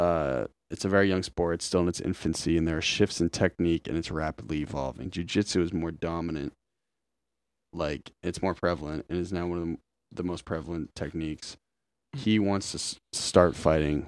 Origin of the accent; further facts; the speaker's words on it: Lincoln, United States; I grew up in Lincoln on Deer Haven Road